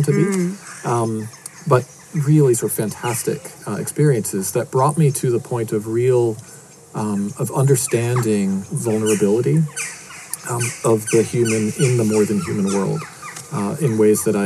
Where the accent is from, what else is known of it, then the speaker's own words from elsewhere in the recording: outside of Boston, Massachusetts, United States; moved away; I was born outside of Boston in Massachusetts in the States.